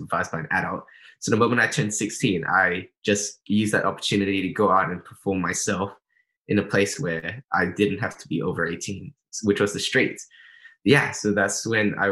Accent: Melbourne, Victoria, Australia; also born or lived in Singapore; I'm originally from Singapore, but I was raised up in Melbourne, and that's where I live right now, so in Australia

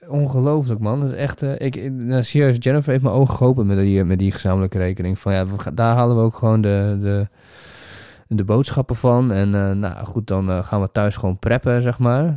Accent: Netherlands; nee, Holland

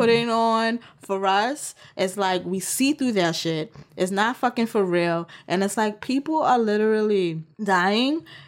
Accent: New York, United States; as a New Yorker

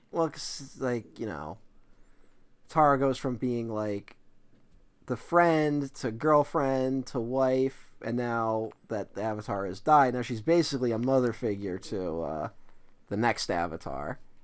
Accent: Philadelphia, Pennsylvania, United States; I'm Italian and I'm from Philly

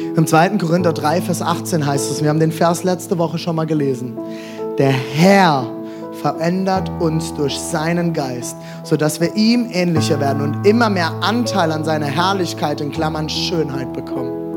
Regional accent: Germany; als Deutsche

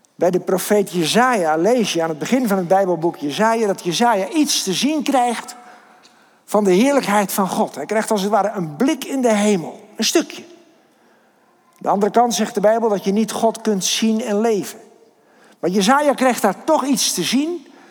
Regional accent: Kinderdijk, South Holland, Netherlands; ik kom uit Kinderdijk

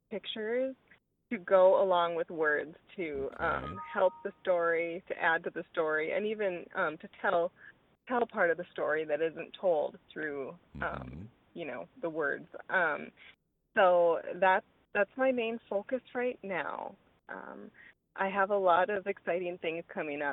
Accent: Stephen, Minnesota, United States; now in Karlstad, United States; I was born and raised in Stephen, Minnesota, so not far from Carlstead.

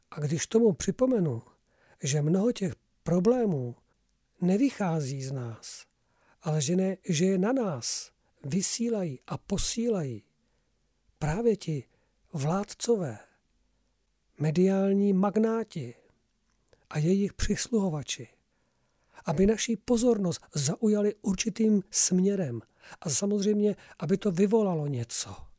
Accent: Czechia; my jsme Slované, my jsme Češi, Moravani a Slezané

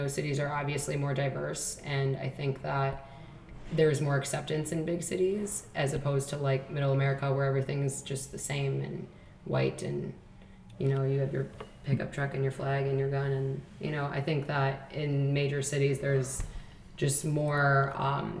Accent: Chicago, Illinois, United States; I grew up on the South Side of Chicago

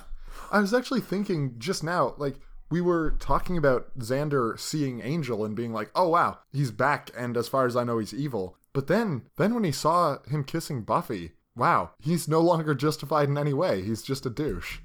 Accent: Canada; We're goddamn Canadian.

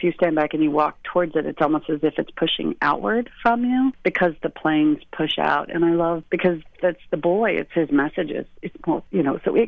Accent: Lawton, Oklahoma, United States; moved away as an adult; also born or lived in Chicago; when I grew up in Oklahoma, I lived in Lawton, which is right by Fort Sill

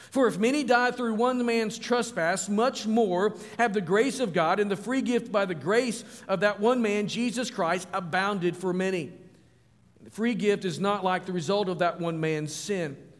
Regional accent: Springdale, Arkansas, United States; moved away as an adult; now in Virginia, United States; northwest Arkansas, where I grew up

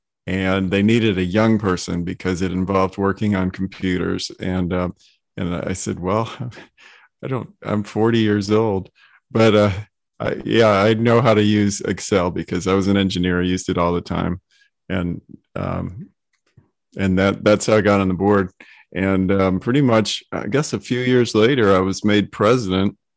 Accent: Detroit, Michigan, United States; moved away as an adult; now in Charleston, United States; I was born and raised in Detroit, Michigan, and I moved to Charleston when I got out of college

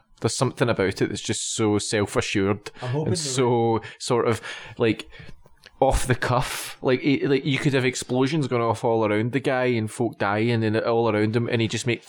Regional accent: Scotland, United Kingdom; we're all Scottish

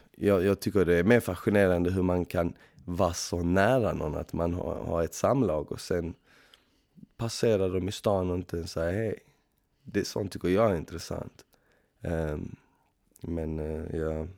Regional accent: Malmö, Skåne, Sweden; moved away as an adult; now in Stockholm, Sweden; Jag kommer från Malmö ursprungligen.

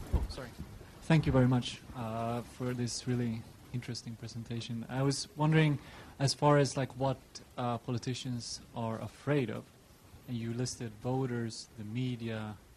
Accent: Sweden; moved away; I'm from Sweden myself

